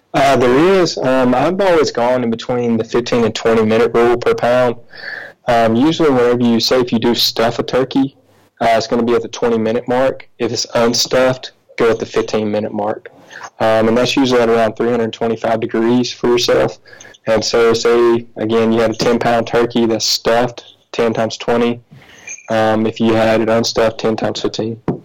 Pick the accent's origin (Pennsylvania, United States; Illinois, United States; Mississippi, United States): Mississippi, United States; moved away as an adult; also born or lived in Italy; now in Paris, France; I'm from Mississippi.